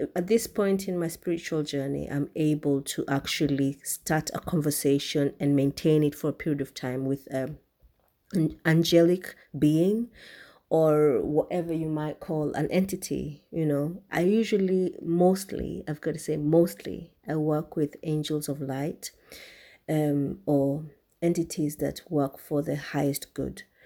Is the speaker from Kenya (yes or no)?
yes; Kenya; I'm from Kenya. I'm um, I'm a Kikuyu, the largest tribe in Kenya.